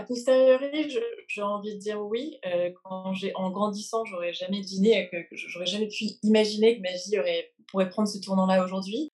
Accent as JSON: {"language": "French", "country": "France", "tie": "born or raised there", "also_born_or_lived": "England / London", "moved": "yes", "lives_now": "New York, United States", "said": "J'ai grandi en France, puis en Angleterre. J'ai fait mes études en Angleterre. Aujourd'hui, j'habite à New York."}